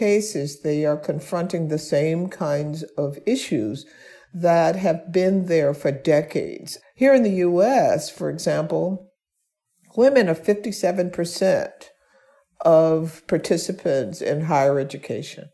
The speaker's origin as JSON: {"language": "English", "town": "Birmingham", "region": "Alabama", "country": "United States", "tie": "born or raised there", "said": "I was born and raised in Birmingham, Alabama"}